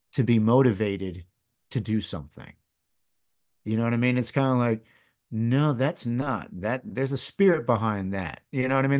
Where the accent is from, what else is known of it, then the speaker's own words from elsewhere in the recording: East Lansing, Michigan, United States; first language English; growing up in Michigan